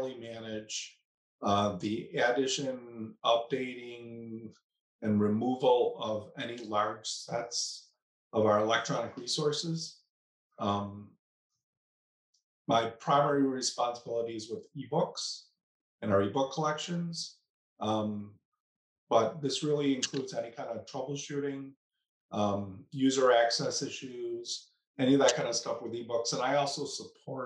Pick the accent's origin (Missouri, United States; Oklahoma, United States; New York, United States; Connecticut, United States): New York, United States; Snyder; I'm a lifelong Western New Yorker. I grew up in Snyder, New York, which is in the town of Amherst